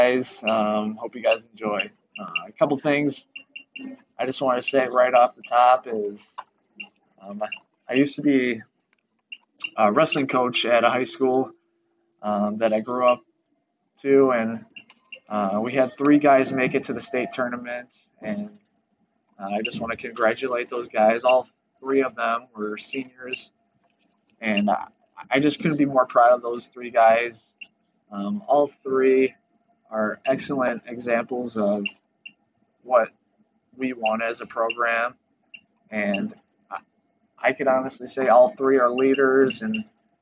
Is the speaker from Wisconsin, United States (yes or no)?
yes; Wisconsin, United States; I'm from Wisconsin, so I rep Wisconsin all day